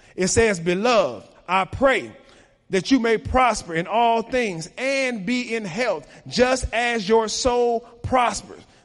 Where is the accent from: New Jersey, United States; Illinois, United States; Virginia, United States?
Illinois, United States; Chicago; I was raised in Chicago at the time when black on black crime was most prominent.